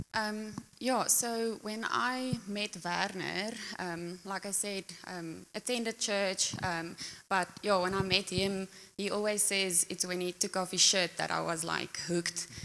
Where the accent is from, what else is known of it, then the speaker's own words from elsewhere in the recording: Pretoria, Gauteng, South Africa; moved away as an adult; now in Secunda, South Africa; I grew up in Pretoria